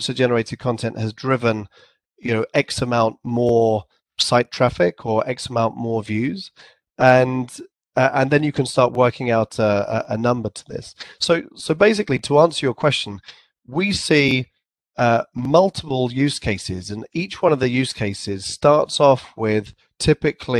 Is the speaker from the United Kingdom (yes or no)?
yes; England, United Kingdom; accent: English; also born or lived in San Francisco; I had my English accent and I probably pronounced it too formally, like a sort of an English accent